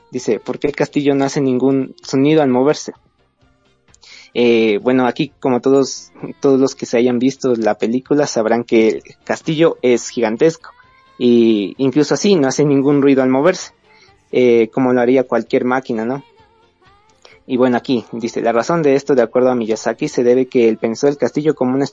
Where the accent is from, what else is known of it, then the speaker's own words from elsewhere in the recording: Ecuador; eh, soy de Ecuador